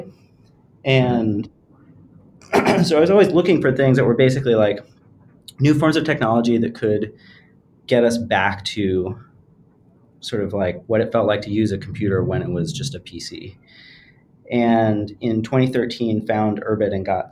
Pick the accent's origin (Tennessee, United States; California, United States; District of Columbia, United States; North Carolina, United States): California, United States; rural; moved away as an adult; also born or lived in New York; I grew up in sort of rural California